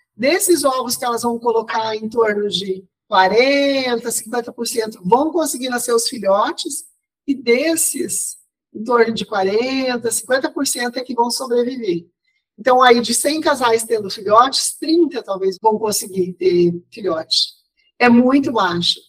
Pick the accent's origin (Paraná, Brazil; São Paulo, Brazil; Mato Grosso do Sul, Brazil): Mato Grosso do Sul, Brazil; Ponta Porã; Não sou pantaneira, sou sul-mato-grossense, mas nasci em Ponta Porã, que faz divisa com o Paraguai